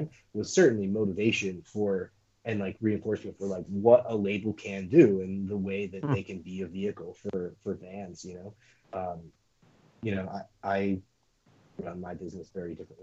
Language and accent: English; Boston, Massachusetts, United States; also born or lived in San Diego; now in San Francisco, United States; I grew up in Boston and then lived in San Diego for a while